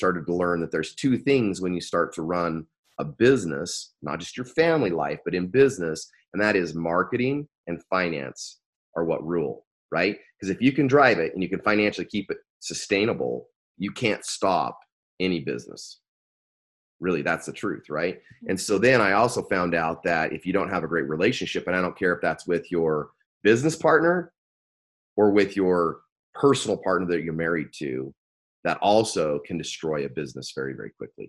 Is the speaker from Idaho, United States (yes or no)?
yes; Arco, Idaho, United States; I live in Idaho, raised in Idaho, which sounds really, really crazy. But I grew up in Idaho. And if anybody out there knows a little town called Arco, Idaho, which really is tiny, tiny little town. That's where I was born.